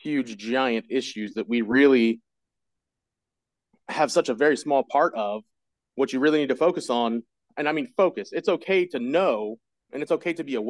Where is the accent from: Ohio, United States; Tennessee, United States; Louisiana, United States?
Ohio, United States; Springfield; I'm from Springfield